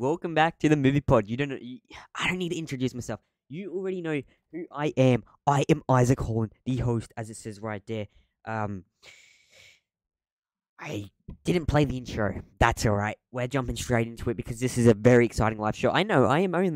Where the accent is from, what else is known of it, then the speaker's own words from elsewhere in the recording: Australia; I'm Aussie